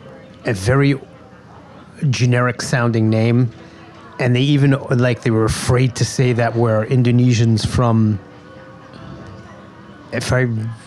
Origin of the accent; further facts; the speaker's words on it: Long Island, New York, United States; moved away as an adult; also born or lived in Kew Gardens, Queens / Brooklyn / Staten Island / Queens; grew up on Long Island.